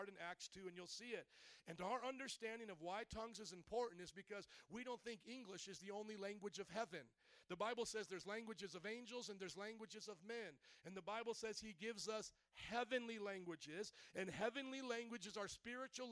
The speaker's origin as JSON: {"language": "English", "region": "the South", "country": "United States", "said": "I come from the South"}